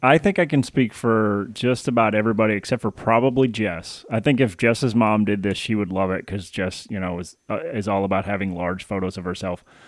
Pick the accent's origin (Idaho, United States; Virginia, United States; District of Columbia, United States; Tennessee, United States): Tennessee, United States; Paris; moved away as an adult; also born or lived in Baton Rouge, Louisiana / Michigan; I was born in Baton Rouge, but I was raised in Paris